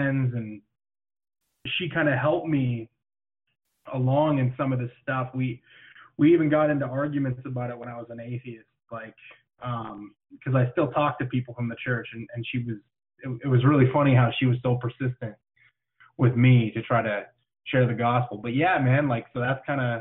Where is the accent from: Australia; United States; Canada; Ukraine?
Canada; I am Canadian, and it is freezing up here.